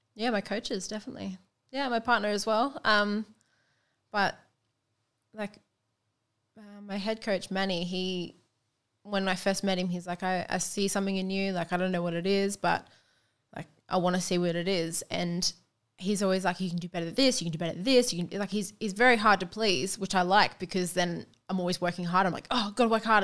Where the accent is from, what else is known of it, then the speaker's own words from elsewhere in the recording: Sunshine Coast, Queensland, Australia; I'm from the Sunshine Coast